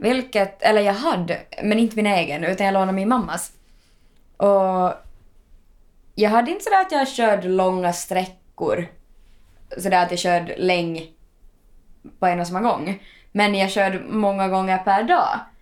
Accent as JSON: {"language": "Swedish", "region": "Ostrobothnia", "country": "Finland", "moved": "yes", "lives_now": "Helsinki, Finland", "said": "jag var där hemma i Österbotten"}